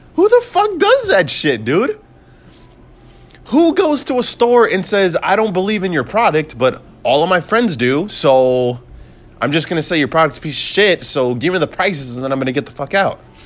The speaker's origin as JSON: {"language": "English", "country": "United States", "said": "I'm an American"}